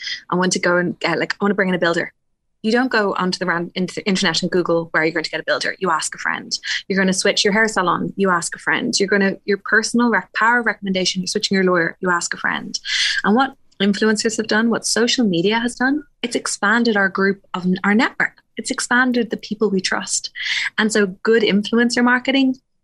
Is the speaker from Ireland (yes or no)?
yes; Wicklow, Leinster, Ireland; being 13, growing up in Wicklow